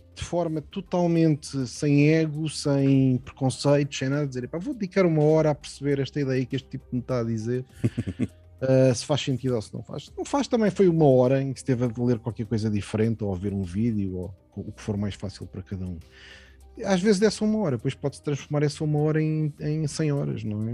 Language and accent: Portuguese; Portugal; also born or lived in Mozambique; Nasci em Moçambique, quando, quando Moçambique ainda era Portugal, e vim relativamente novo para, para Portugal.